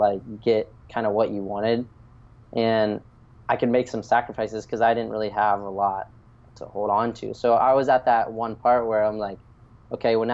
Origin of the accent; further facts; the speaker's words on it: Wilmington, North Carolina, United States; also born or lived in Washington, D.C. / Florida; now in Pacific Beach, San Diego, United States; I was born in Washington, D.C., and I moved quickly to Wilmington, North Carolina. It's this little beach town